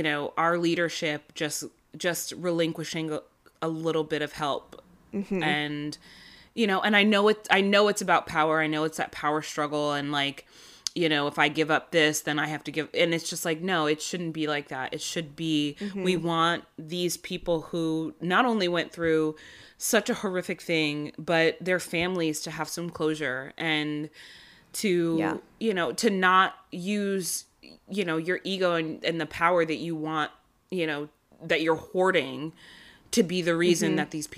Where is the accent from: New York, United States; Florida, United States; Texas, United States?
New York, United States; Now, I'm from New York, so I was taught a very, very different story in school about how we are here